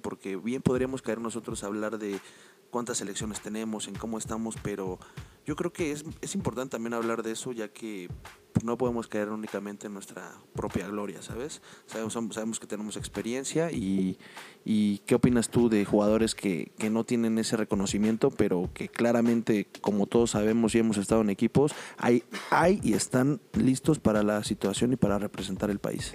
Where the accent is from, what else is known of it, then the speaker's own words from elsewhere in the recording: Mexico; nosotros como mexicanos